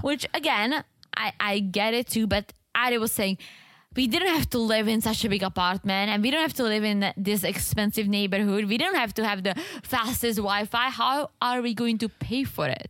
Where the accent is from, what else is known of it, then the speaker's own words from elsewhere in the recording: Czechia; English is a second language; moved away as an adult; now in United States; I'm from the Czech Republic